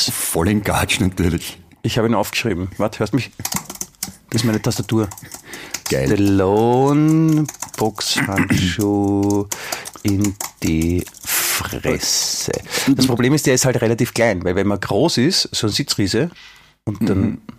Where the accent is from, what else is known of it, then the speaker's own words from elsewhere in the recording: Germany; Ich habe dir vorher schon erklärt, ich als Deutscher darf das.